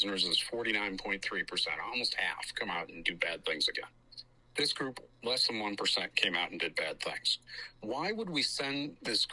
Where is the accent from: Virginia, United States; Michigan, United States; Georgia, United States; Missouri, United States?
Michigan, United States; Detroit; my hometown of Detroit